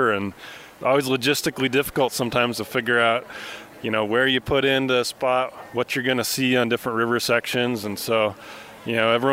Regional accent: Missoula, Montana, United States; I grew up in Missoula, and the Clark Fork was a part of my childhood since I was a week old.

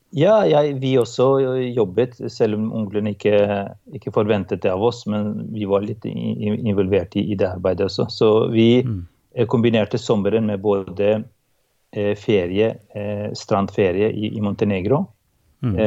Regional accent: Kosovo; now in Norway; Jeg kommer da fra Kosovo, som var en del av eks-Jugoslavia, eh, og vokste opp i et sekulært og mm, et parti, i et partistat.

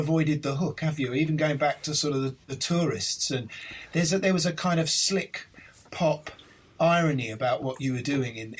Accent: London, United Kingdom; I grew up in Islington

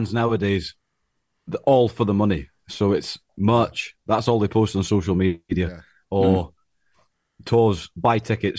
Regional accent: Scotland, United Kingdom; I'm from Scotland, just over the border from Steve. Not far away, about an hour and a half away.

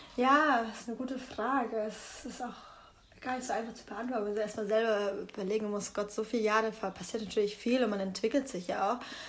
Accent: Bamberg, Bavaria, Germany; moved away; da wo ich herkomme, ist es halt ein Dorf. Bamberg ist eine 70.000 Einwohnerstadt.

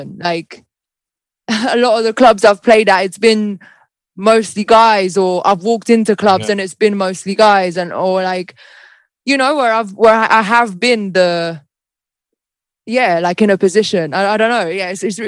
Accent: Malta; now in United Kingdom; leaving my home country of Malta to like come here

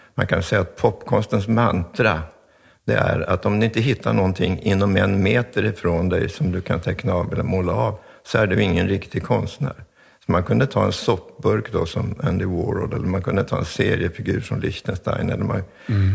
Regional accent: Stockholm, Stockholm County, Sweden; also born or lived in Hofors, Dalarna; Kungsholmen på Stockholm, så där är jag uppväxt

